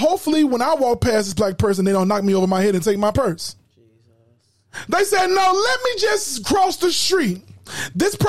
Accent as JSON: {"language": "English", "town": "Chicago", "region": "Illinois", "country": "United States", "tie": "born or raised there", "said": "we grew up in Chicago here"}